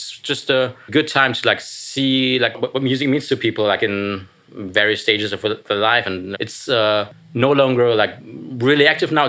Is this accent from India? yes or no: no; Germany; English is a second language; Yeah, I came all the way from Germany. I mean, not specifically for this, but like also for this. So it's nice to be in New York, and yeah, nice to be here.